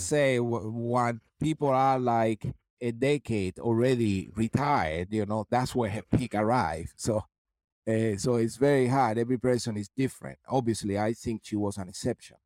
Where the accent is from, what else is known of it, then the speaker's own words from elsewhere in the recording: Cuba; moved away; also born or lived in London; that kid that I was coming from Cuba and now a principal dancer and a guest star in the Royal Opera House